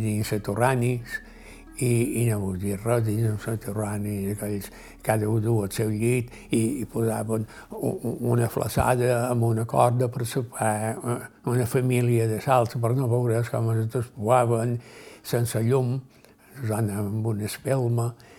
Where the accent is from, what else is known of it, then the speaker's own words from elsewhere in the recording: Ciutadella, Balearic Islands, Spain; Vaig néixer a un lloc que es diu Sant Àngel, a la banda de, de les platges de la vall